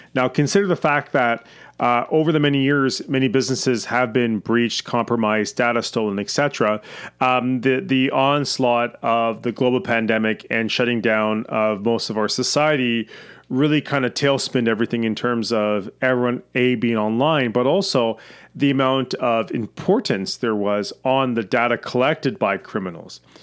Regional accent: Canada; I'm Canadian

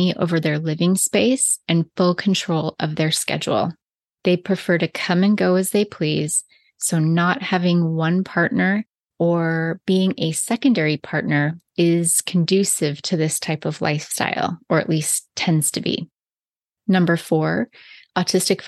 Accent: the Bible Belt, United States; also born or lived in British Columbia, Canada; now in Okanagan, British Columbia, Canada; As a little Christian girl growing up in the Bible Belt and then moving to Canada

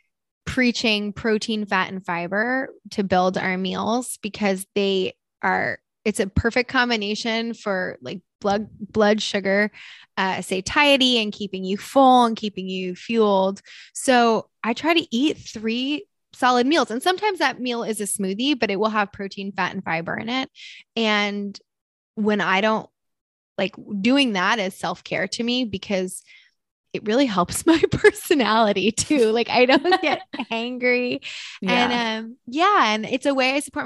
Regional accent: Northeast, United States; moved away; I grew up in the Northeast too

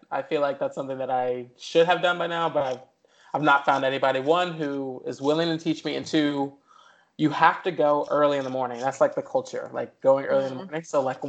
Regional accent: Chicago, Illinois, United States; now in Los Angeles, United States; I'm originally from Chicago. So I was born and raised, on the south side of the city. My family actually still lives there.

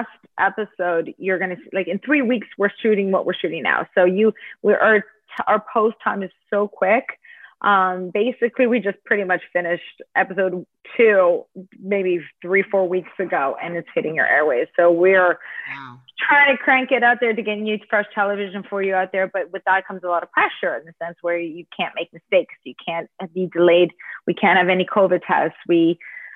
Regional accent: Toronto, Ontario, Canada; also born or lived in United States / Ireland; I am born in Toronto, but my parents are Ukrainian, Canadian Ukrainian. We speak English at home

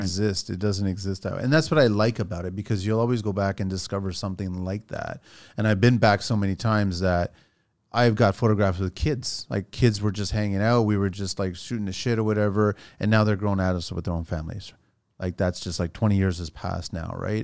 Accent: Toronto, Ontario, Canada; also born or lived in France / Montreal; I was raised in Canada.

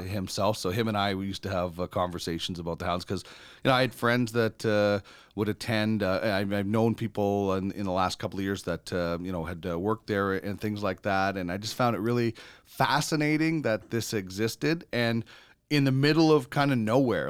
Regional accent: Brandon, Manitoba, Canada; growing up in Brandon

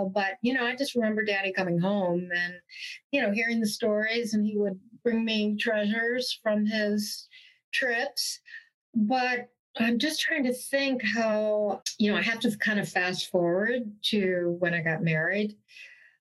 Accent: Montclair, New Jersey, United States; I'm a Jersey girl, born and raised

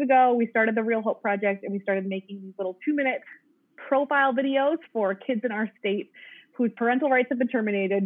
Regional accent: Minnesota, United States; I'm from Minnesota

